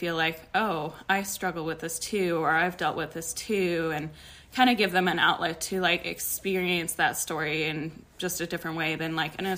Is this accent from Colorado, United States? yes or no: yes; Denver, Colorado, United States; I am from Denver, Colorado